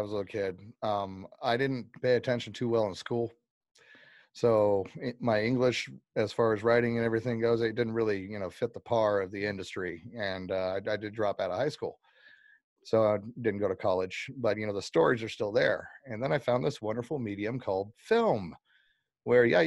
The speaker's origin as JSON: {"language": "English", "town": "Palmer", "region": "Alaska", "country": "United States", "said": "I'm a writer from Palmer, Alaska."}